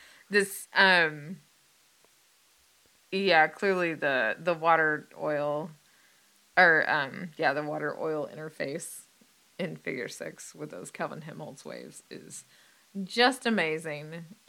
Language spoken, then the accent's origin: English; United States; I'm an American